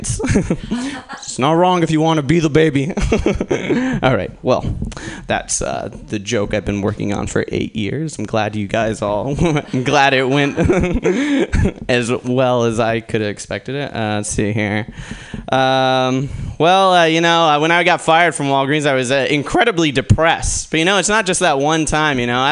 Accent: Portland, Oregon, United States; Originally, I'm actually from Portland, Oregon

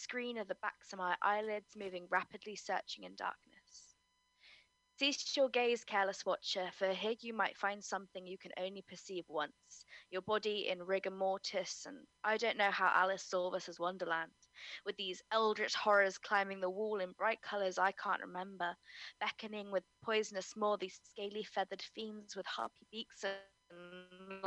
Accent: Cornwall, South West England, United Kingdom; I'm a Cornish maiden who lives such a messy life

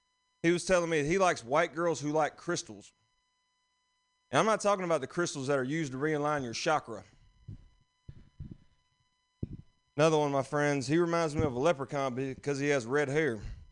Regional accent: Alabama, United States; But I am from Alabama. Thank y'all. Thank y'all for cheering for Alabama.

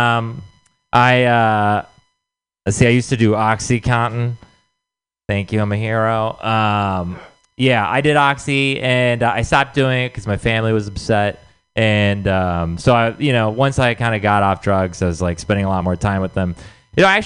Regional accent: Texas, United States; moved away; I'm from Texas

